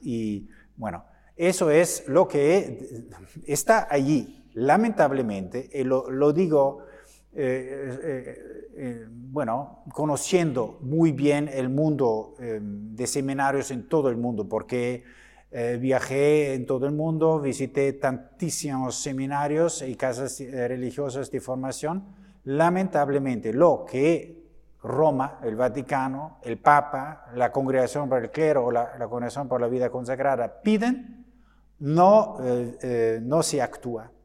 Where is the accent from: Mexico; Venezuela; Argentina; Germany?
Germany; Spanish is a second language; en mi país, en Alemania